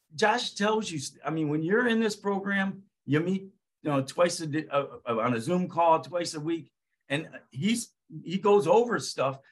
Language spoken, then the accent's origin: English; Ohio, United States; bought a 38 unit townhouse complex right here in my hometown of in Ohio